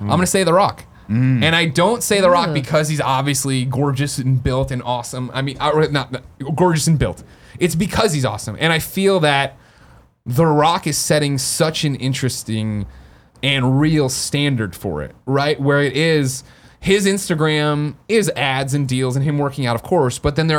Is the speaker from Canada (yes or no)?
no; San Francisco, California, United States; the same way we share our stupid trials and tribulations of marching band and being an antler and growing up in San Francisco, as hard as it was.